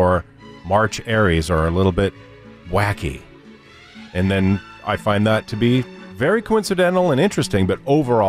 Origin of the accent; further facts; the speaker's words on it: New York City, New York, United States; I was born in Queens, New York.